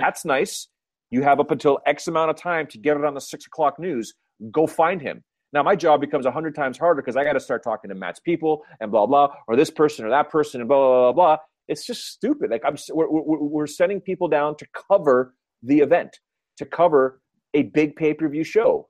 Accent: Canada; accent: Canadian; my Canadian accent

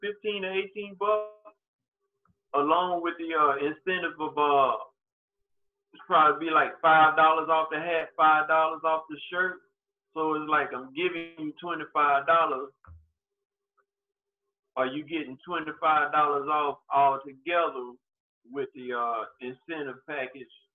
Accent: Prichard, Alabama, United States; moved away; also born or lived in Mobile, Alabama; Pritchard, the city I was born and raised in back in Alabama

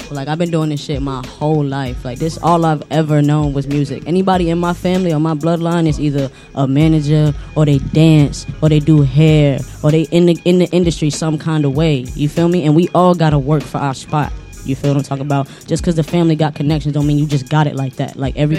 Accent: Orlando, Florida, United States; Like, because I'm from Orlando. I drove from Orlando to be out here.

